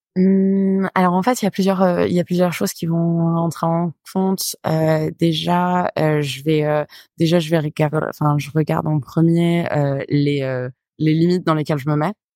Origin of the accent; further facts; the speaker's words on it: Paris, Île-de-France, France; moved away as an adult; also born or lived in Nîmes; now in Marseille, France; Je vivais dans le sud vraiment petit, j'ai grandi à Nîmes et puis euh, après j'ai vécu à Paris, mais euh, je crois qu'on a déménagé à Paris, je devais avoir 6 ans